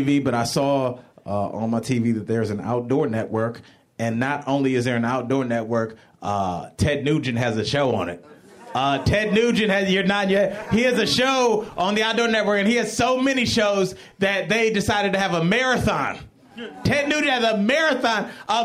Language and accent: English; Cleveland, Ohio, United States; moved away as an adult; also born or lived in Jackson, Mississippi; I'm from Cleveland